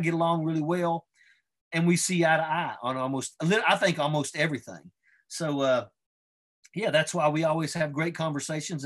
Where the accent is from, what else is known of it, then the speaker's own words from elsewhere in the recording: West Virginia, United States; I grew up in West Virginia